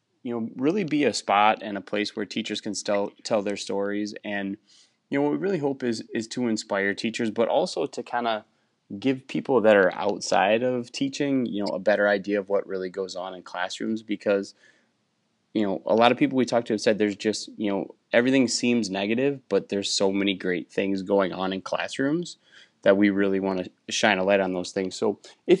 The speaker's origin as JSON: {"language": "English", "region": "Wisconsin", "country": "United States", "tie": "born or raised there", "said": "the town I grew up in Wisconsin, only has like 2,000 people"}